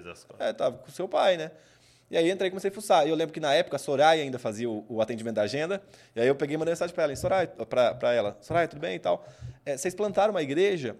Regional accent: Cambuí, Minas Gerais, Brazil; moved away as an adult; Cambuí, Cambuí, Minas Gerais, Cambuí, Minas Gerais, minha cidade natal

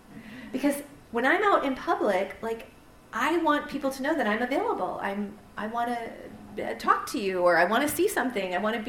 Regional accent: Canada; I'm a Canadian too. Don't make me choose, okay? I'm both.

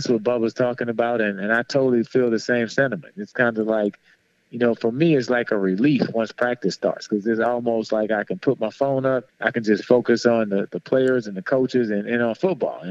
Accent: New Orleans, Louisiana, United States; moved away as an adult; growing up in New Orleans

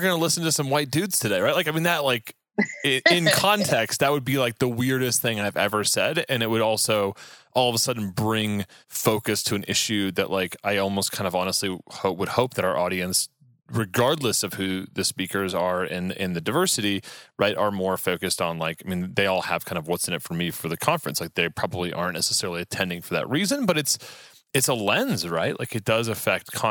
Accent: Texas, United States; I grew up in Texas

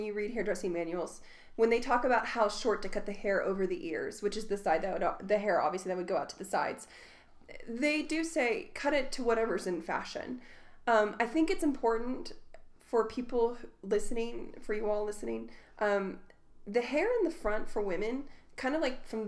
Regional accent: Southern Indiana, United States; I'm from Southern Indiana

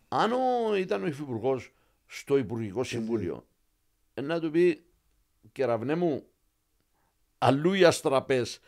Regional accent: Limassol, Limassol District, Cyprus; Και, και λέμε Λεμεσόν. Την, αγαπώ την πόλη μου πάρα πάρα πολύ

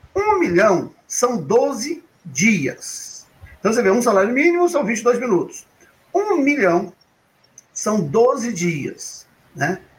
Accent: Minas Gerais, Brazil; eu, sou mineiro, e lá em Minas Gerais

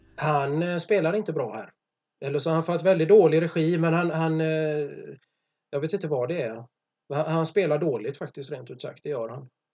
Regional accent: Gothenburg, Västra Götaland, Sweden; jag är från Göteborg.

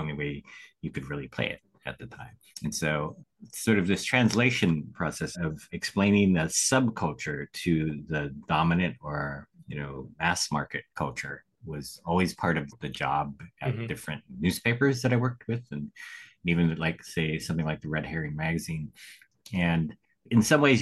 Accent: Sacramento, California, United States; I grew up in Sacramento

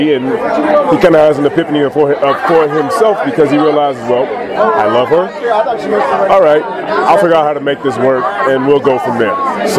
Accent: Austin, Texas, United States; also born or lived in Chicago; now in Los Angeles, United States; I'm from Austin, Texas, by way of Chicago, born there. Moved to L.A. about 12 years ago.

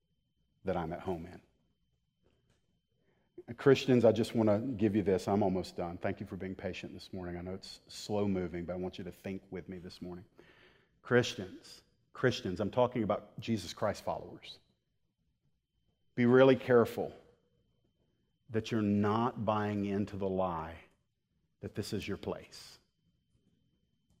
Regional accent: United States

